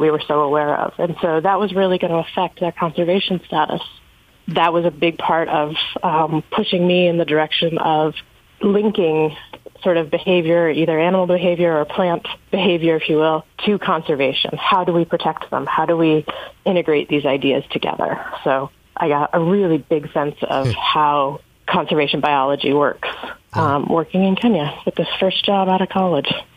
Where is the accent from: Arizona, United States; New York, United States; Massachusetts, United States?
New York, United States; North Country; moved away; growing up in the North Country